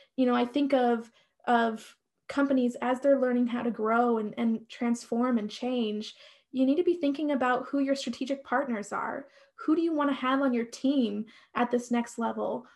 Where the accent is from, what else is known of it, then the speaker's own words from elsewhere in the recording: Nebraska, United States; moved away as an adult; also born or lived in upstate New York; we lived in upstate New York, we're from Nebraska